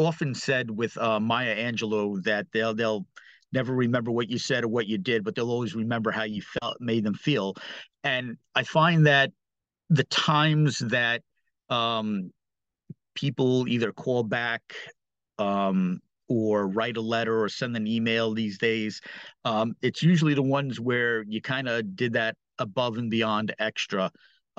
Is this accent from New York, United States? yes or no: yes; New York City, New York, United States; growing up in New York City, specifically in Brooklyn